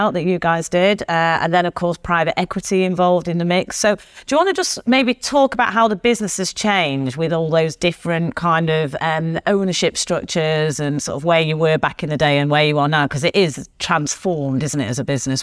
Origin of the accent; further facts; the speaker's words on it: Manchester, North West England, United Kingdom; we're here in Manchester, my hometown